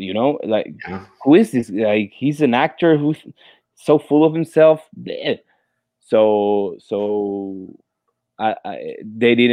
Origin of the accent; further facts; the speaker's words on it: Santiago, Santiago Metropolitan Region, Chile; English is a second language; moved away as an adult; now in Florida, United States; Santiago de Chile, my hometown